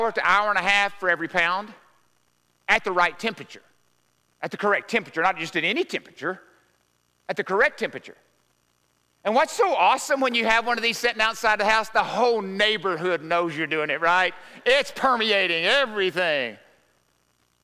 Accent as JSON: {"language": "English", "region": "Arkansas", "country": "United States", "said": "We're from Arkansas"}